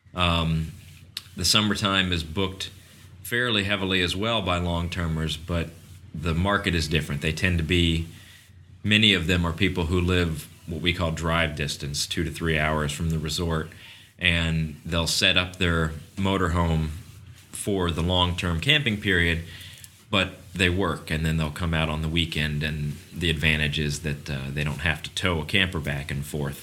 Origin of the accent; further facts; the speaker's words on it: Kissimmee, Florida, United States; I was brought up in this resort. You know, I, I was raised in Cypress Cove